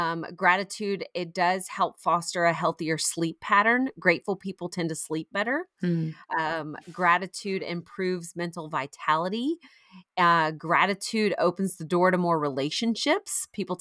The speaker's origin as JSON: {"language": "English", "region": "Florida", "country": "United States", "tie": "born or raised there", "lives_now": "South Carolina, United States", "said": "I grew up in Florida and so I know that helps a lot."}